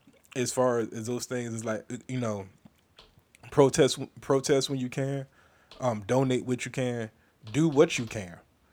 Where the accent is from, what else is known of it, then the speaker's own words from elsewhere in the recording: United States; born there; I live in this country, and I'm born American.